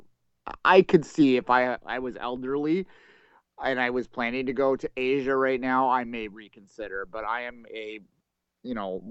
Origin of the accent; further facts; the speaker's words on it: Canada; being Canadian